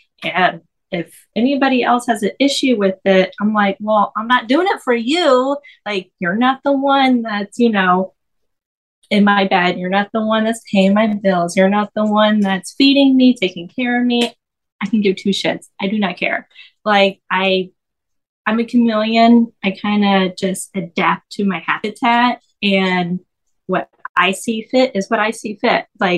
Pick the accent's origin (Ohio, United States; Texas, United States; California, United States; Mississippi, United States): Texas, United States; Fort Worth; I'm from Fort Worth, Texas. So it's like right outside of Dallas.